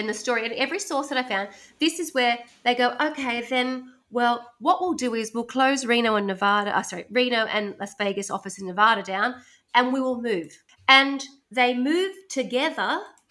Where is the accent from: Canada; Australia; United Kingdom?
Australia; growing up in Australia